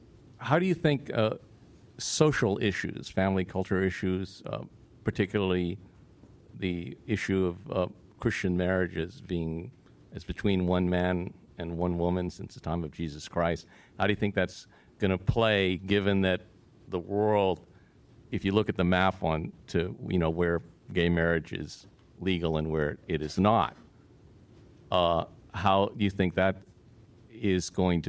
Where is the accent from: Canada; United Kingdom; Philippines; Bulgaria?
Philippines; now in United States; I'm Filipino by birth, American immigrant by choice.